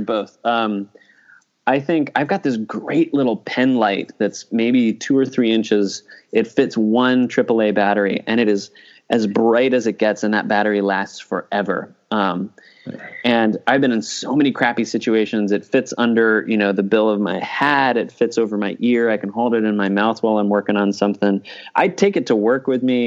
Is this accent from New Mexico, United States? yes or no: yes; New Mexico, United States; I grew up in New Mexico in the mountains, so I still have a soft spot for New Mexico.